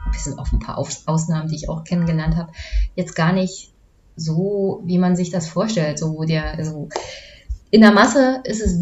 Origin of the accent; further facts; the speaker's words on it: East Germany, Germany; weil ich komme aus dem Osten